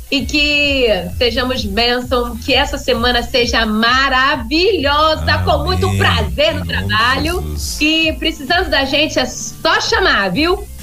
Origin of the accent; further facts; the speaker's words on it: Vila Velha, Espírito Santo, Brazil; moved away; indo agora de volta pra minha terra. Hoje ah, à noite é. eu volto pra Vila Velha.